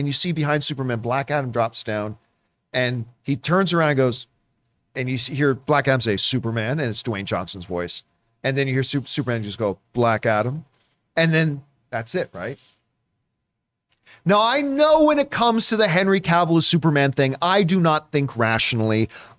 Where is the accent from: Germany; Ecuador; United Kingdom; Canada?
Canada; I always get made fun of because I'm a Canadian.